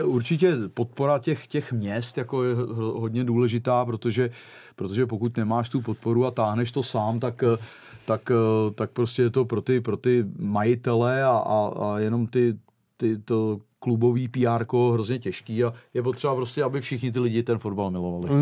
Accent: Czechia; moved away as an adult; also born or lived in Portugal; nevyzrálej 24-letý floutek jako z Čech

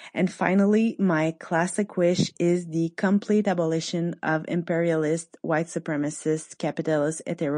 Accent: Quebec, Canada; I'm from Quebec in Canada.

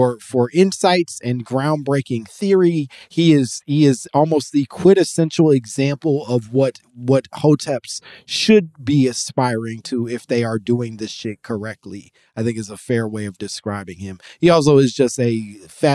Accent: United States; your American man

